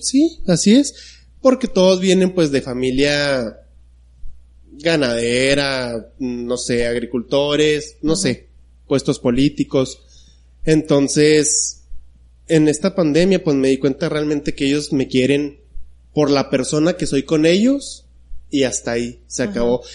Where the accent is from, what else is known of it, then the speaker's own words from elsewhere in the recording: unnamed town in Chihuahua state, Mexico; moved away as an adult; now in Chihuahua, Mexico; Yo que vengo de un pueblo de nombres desconocido.